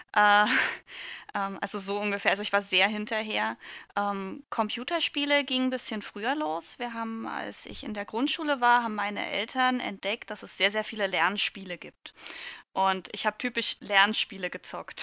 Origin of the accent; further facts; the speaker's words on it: Saxony, Germany; Also ich komme aus, äh, aus Sachsen